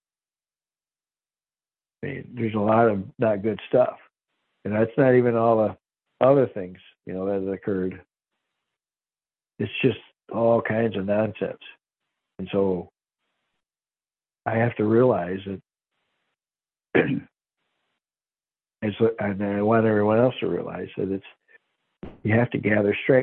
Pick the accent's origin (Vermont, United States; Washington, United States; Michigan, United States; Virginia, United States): Michigan, United States; by Lake Erie; now in Ozarks, United States; I grew up in Michigan by Lake Erie